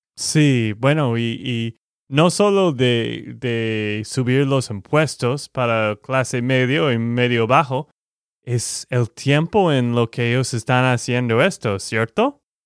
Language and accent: Spanish; Texas, United States; de Texas, Estados Unidos